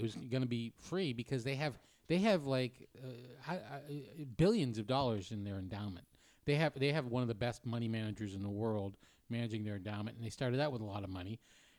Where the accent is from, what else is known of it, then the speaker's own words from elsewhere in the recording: New Hampshire, United States; I'm from New Hampshire.